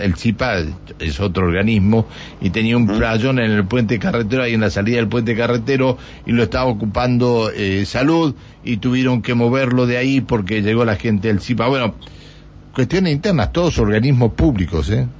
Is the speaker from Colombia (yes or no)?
no; Argentina; somos argentinos